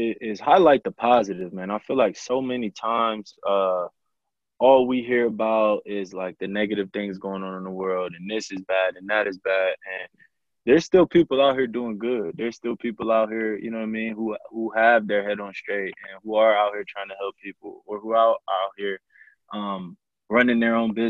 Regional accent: Flint, Michigan, United States; I grew up also in Flint, Michigan. Me and Kendall went to school together.

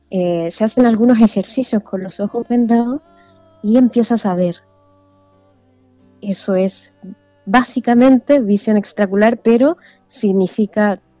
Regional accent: Vallenar, Atacama, Chile; Yo soy nacida y criada

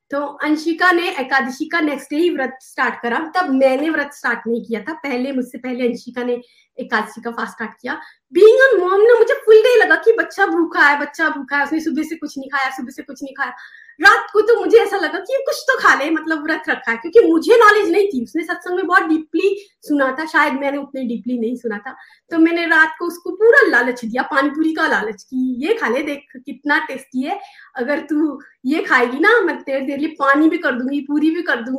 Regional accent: India; now in United States; जब मैं इंडिया से यूएस मूव हुई थी

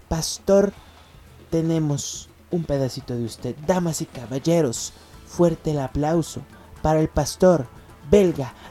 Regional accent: Mexico; born there; Yo provengo también de Portugal, pero nací acá en, México. Mis padres son em, portugueses y me tuvieron aquí, es por eso mi nombre.

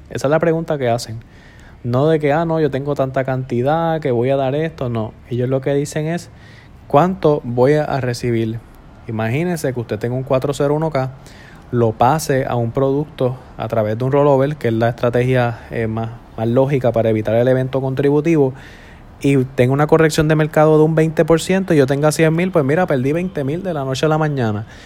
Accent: Puerto Rico; Estamos en un momento eh, bien difícil en el cual tenemos que unirnos todos como puertorriqueños y como ciudadanos para echar nuestro país hacia adelante.

